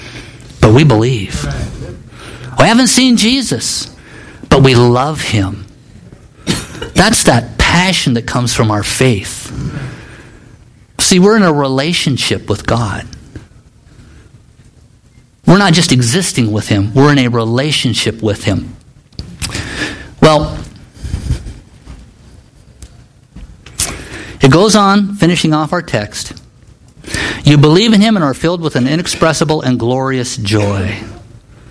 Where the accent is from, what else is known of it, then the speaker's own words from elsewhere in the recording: Nebraska, United States; moved away as an adult; also born or lived in Kansas / Juneau, Alaska; I grew up in Nebraska